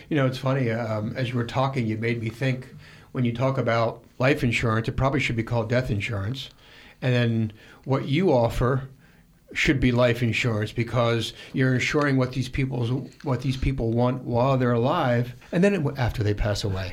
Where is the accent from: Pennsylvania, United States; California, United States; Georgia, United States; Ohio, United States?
Pennsylvania, United States; moved away; All the way back in Pennsylvania